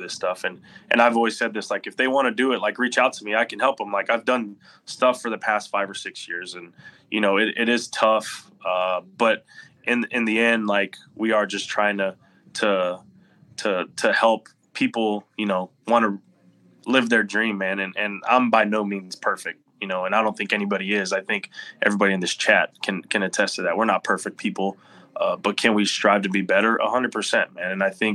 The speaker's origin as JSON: {"language": "English", "town": "Corpus Christi", "region": "Texas", "country": "United States", "tie": "born or raised there", "said": "I don't know many big leaguers from Corpus Christi, but I want them to be like, hey, you know what? If he can do it and he's from my hometown"}